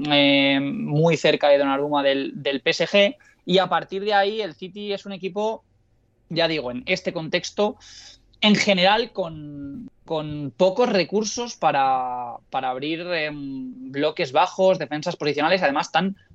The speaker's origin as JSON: {"language": "Spanish", "region": "Canary Islands", "country": "Spain", "said": "por otro lado, no quisiera, no quisiera hacerlo de comportarte del lugar del que vienes, porque yo vengo de Canarias."}